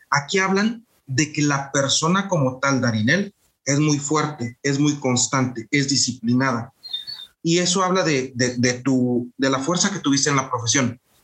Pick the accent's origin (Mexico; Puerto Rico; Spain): Mexico; moved away; somos mexicanos haciendo negocios en Europa